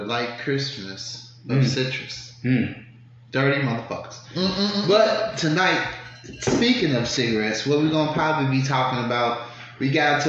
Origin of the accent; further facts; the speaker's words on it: Chicago, Illinois, United States; now in Atlanta, United States; a guy like me, being down here at Atlanta, you know I'm from Chicago.